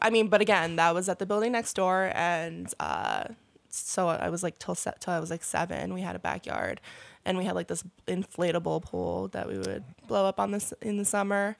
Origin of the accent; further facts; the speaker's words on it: New York City, New York, United States; Born and raised on the Upper East Side